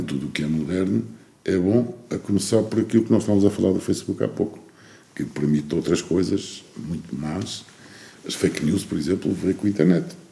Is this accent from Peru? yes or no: no; Portugal; na minha terra, em Lourdes